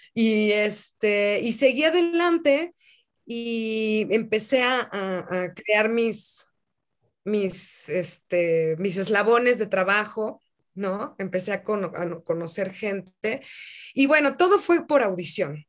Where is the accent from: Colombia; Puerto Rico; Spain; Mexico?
Mexico; en mi país